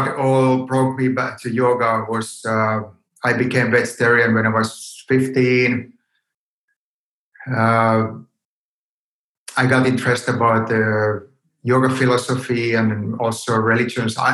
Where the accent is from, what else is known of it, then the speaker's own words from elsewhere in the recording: Helsinki, Uusimaa, Finland; I grew up in Helsinki